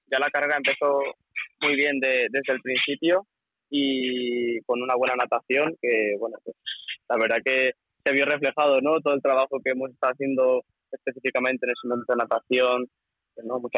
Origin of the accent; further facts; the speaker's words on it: Valencian Community, Spain; la afición que, que generamos ¿no? en Valencia, en mi pueblo y tal